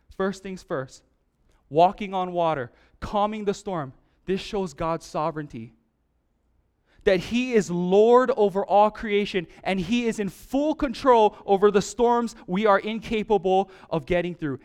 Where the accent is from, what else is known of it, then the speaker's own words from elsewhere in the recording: Hawaii, United States; growing up in Hawaii, my whole life